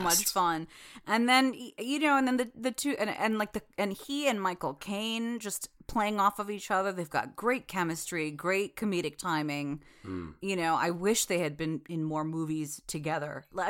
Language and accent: English; India; I can call him Rudy because I'm Indian